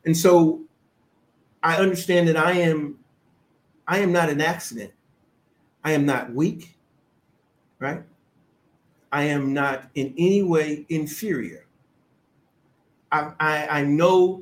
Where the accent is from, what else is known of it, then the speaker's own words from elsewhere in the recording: United States; I'm an American, but my family origin comes from Africa.